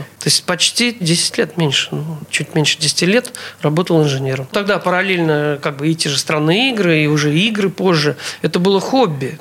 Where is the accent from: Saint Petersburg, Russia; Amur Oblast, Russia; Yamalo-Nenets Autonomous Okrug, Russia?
Saint Petersburg, Russia; Я родился 1 апреля 1957 года, 1957 года в городе Ленинграде